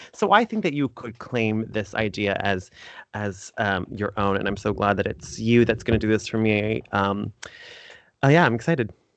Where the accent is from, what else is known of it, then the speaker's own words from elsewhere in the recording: Fort Lauderdale, Florida, United States; Fort Lauderdale where I was born and raised